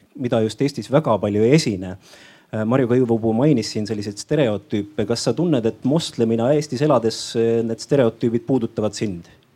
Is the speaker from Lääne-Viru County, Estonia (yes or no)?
no; Vigala parish, Rapla County, Estonia; ma olen pärit väikesest maakohast Raplamaalt, Vigala vallast, Jõdivere külast, Aasa talust.